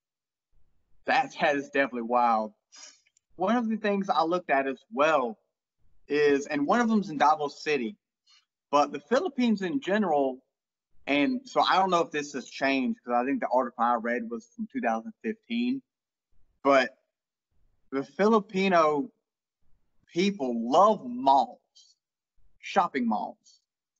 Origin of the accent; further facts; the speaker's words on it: England, United Kingdom; I'm obviously English.